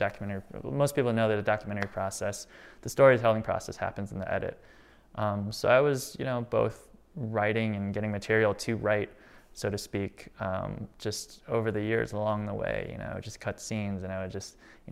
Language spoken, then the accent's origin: English; Rockford, Illinois, United States; I was from Rockford